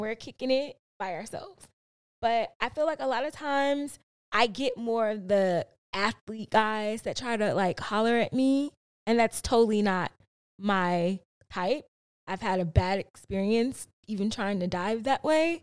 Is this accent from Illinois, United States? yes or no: yes; Chicago, Illinois, United States; I grew up in the South Side of Chicago